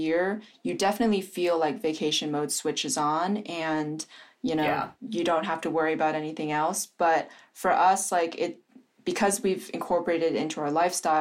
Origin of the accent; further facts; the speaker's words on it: East Coast, United States; moved away as an adult; having grown up on the East Coast